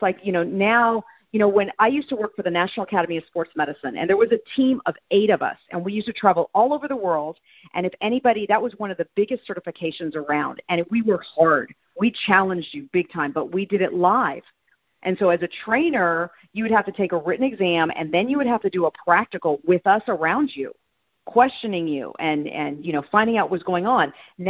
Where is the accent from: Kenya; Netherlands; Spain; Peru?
Spain; Madrid, Community of Madrid; also born or lived in California, United States; No, I'm actually a military brat. So I was born in California, raised in Madrid, and then lived all over the United States.